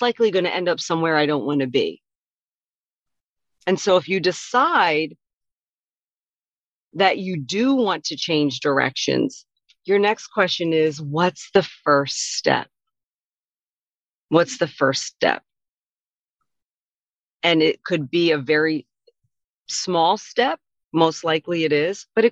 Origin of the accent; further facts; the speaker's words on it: Wilmington, Delaware, United States; also born or lived in Philadelphia area / Caribbean / Mexico; now in Washington State, United States; I'm from Wilmington, Delaware, and the Philadelphia area, which is on the eastern shore of the United States